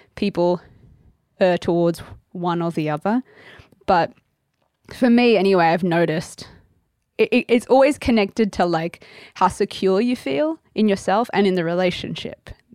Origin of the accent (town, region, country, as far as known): Australia; accent: Australian; moved away